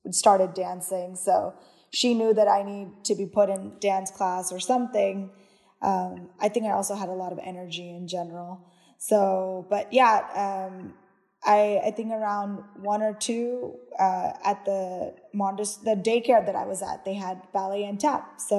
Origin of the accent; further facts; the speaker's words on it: Kerala, India; now in United States; I'm from Kerala, so anyone who was U.S. Keralites, they would have competitions, or within your church, or anything like community wise.